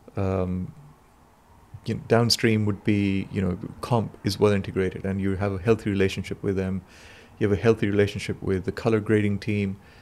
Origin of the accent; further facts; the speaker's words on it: Pakistan; moved away; I come from Pakistan